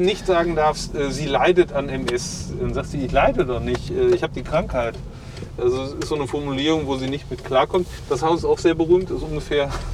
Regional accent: Issum, North Rhine-Westphalia, Germany; Hier bin ich in die Grundschule gegangen

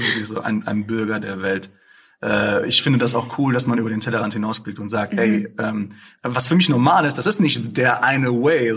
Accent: Essen, North Rhine-Westphalia, Germany; ich bin ja geboren, aufgewachsen hier in Essen

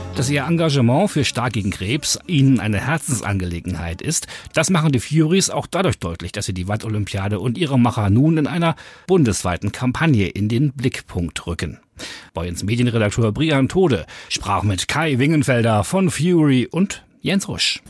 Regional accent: Dithmarschen, Schleswig-Holstein, Germany; bei uns in Dithmarschen

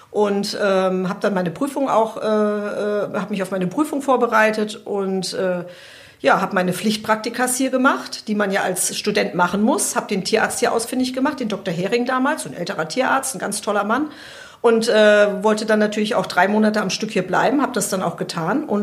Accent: Hesse, Germany; moved away as an adult; wenn du das studieren willst, gehst du auch nach Leipzig. Also bin ich aus dem Hessenländle ähm, nach Leipzig

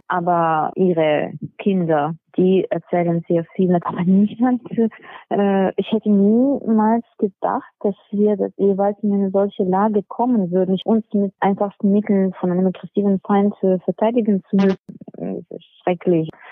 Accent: Odesa, Odesa Oblast, Ukraine; Das ist meine Heimat, meine Heimatstadt, ja. Und ich liebe meine Stadt.

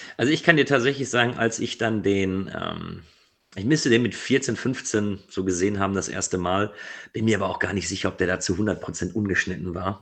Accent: Ruhr area, North Rhine-Westphalia, Germany; Ich komme aus dem Ruhrgebiet

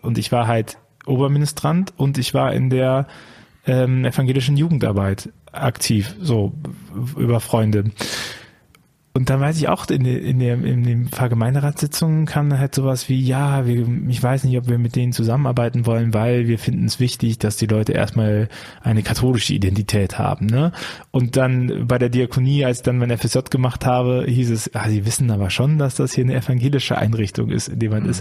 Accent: Bonn, North Rhine-Westphalia, Germany; Ich komme ja auch aus Bonn

